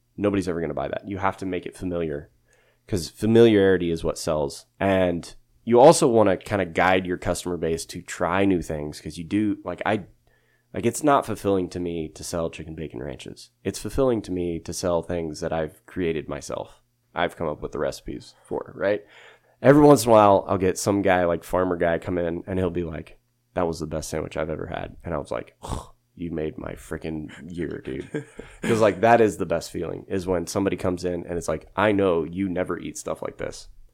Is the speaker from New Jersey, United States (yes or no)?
no; Yoder, Kansas, United States; also born or lived in Hutchinson, Kansas / St. Louis, Missouri; now in Sterling, United States; I grew up in Yoder, Kansas. That's where I'm originally from